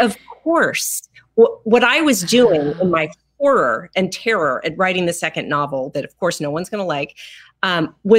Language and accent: English; Los Angeles, California, United States; I grew up in Los Angeles